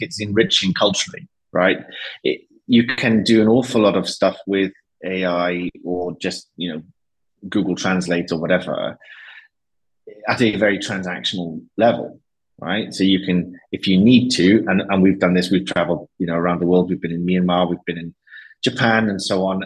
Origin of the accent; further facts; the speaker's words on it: Wales, United Kingdom; moved away as an adult; also born or lived in Madrid, Spain; they used to call me El Inglés because they couldn't figure out where Wales was